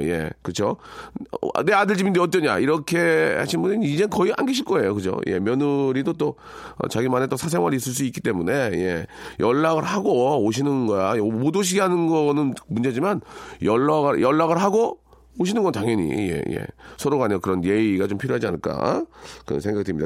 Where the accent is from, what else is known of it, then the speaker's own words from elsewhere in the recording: South Korea; 저는 한국에서 태어났고요. 한국 사람이고요